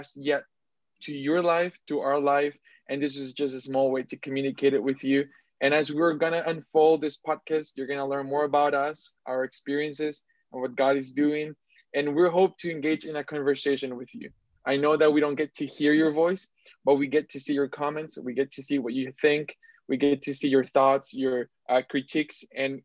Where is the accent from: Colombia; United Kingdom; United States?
Colombia; Bogota; now in Toronto, Canada; I was born in Bogota, Colombia, and I love my people. I love my country.